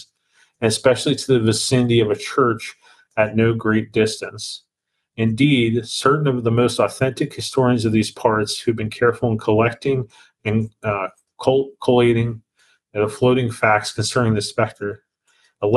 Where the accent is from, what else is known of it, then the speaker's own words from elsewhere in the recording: Greensburg, Pennsylvania, United States; Greensburg, which is actually the name of my hometown in Pennsylvania